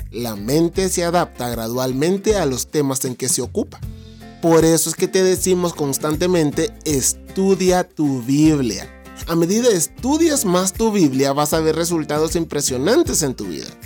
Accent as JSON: {"language": "Spanish", "country": "Honduras", "said": "y los hondureños tenemos una forma particular de hablar. Pero si vos me estás escuchando desde Honduras, sabes que mi forma de hablar ya no se parece a la forma de hablar de los hondureños."}